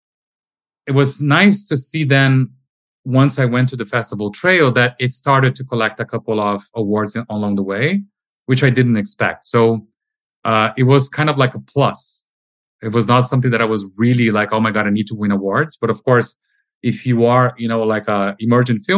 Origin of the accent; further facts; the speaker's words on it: Brazil; moved away as an adult; now in Amsterdam, Netherlands; I'm originally from Brazil